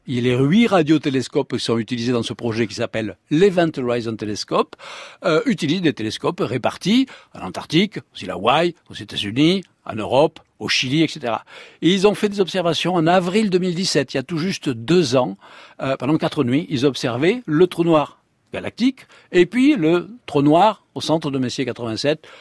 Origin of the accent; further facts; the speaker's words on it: Provence-Alpes-Côte d'Azur, France; accent: southern (méridional), singsong; moved away as an adult; also born or lived in Paris; je suis né en Provence, comme vous l'attendez, en hein, mon accent encore un petit peu chantant